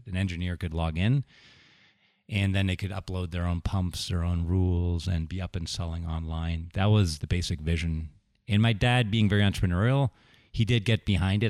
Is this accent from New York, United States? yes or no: no; Sewickley, Pennsylvania, United States; moved away; also born or lived in Silicon Valley / Deerfield, Illinois; I grew up near Pittsburgh